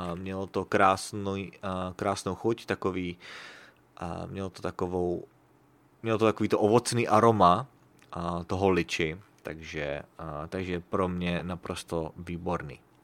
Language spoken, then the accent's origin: Czech; Prague, Czechia; now in Sacramento, United States; Když jsem byl v Praze